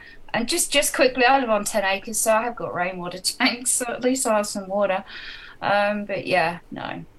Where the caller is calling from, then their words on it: Australia; I'm in Aussie.